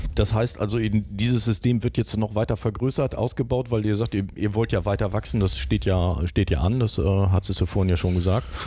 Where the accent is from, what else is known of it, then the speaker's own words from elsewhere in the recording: Germany; als Deutsche